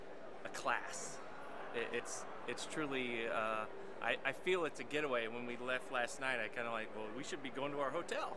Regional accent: Little Rock, Arkansas, United States; we're from Little Rock.

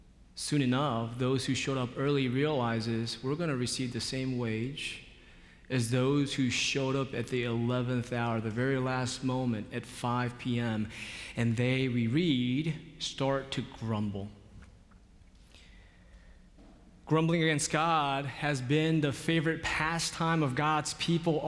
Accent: Seoul, South Korea; now in Charlotte, United States; In 1981, I was born in Seoul, South Korea, to 2 loving parents.

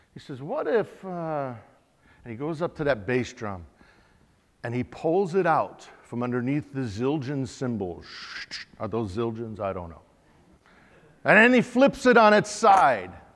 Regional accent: Yakama Nation, Washington, United States; we're from the Yakima Nation

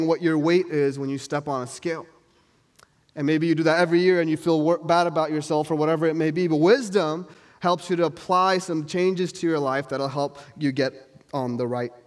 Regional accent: New York, United States; moved away; I'm from New York

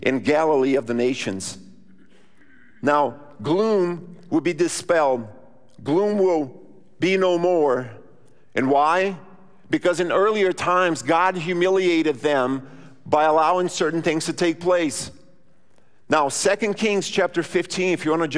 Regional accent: Rio Grande do Sul, Brazil; now in Brownsburg, United States; I grew up in southern Brazil.

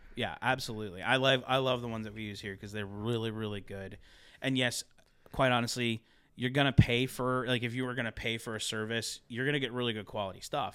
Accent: Ohio, United States; moved away; also born or lived in Pittsburgh, Pennsylvania / Philadelphia, Pennsylvania; I'm from Ohio as well, but, like, I lived in Pittsburgh, Philly for a long time

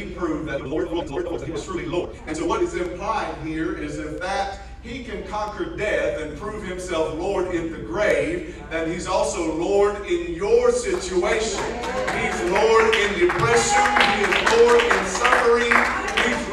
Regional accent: Blackshear, Georgia, United States; moved away as an adult; also born or lived in Waycross / West Africa; I grew up in Blackshear, Waycross, and down folks in almost Florida

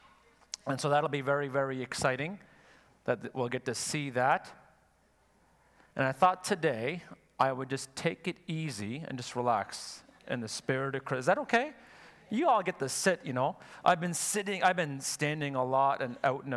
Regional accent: Quebec, Canada; I'm from Quebec

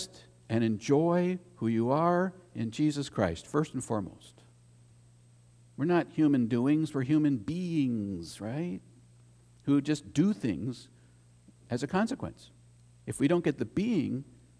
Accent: United States; As an American

